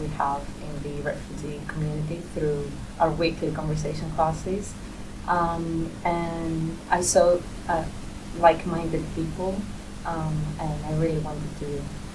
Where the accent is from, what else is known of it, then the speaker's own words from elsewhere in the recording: Greece; moved away as an adult; now in Cardiff, United Kingdom; I'm not from here, I'm from Greece originally